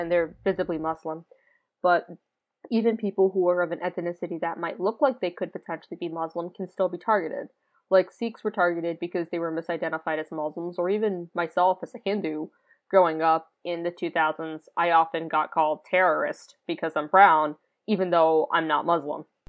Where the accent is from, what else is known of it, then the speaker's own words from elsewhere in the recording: United States; accent: American; first language English; I was born here, have an American accent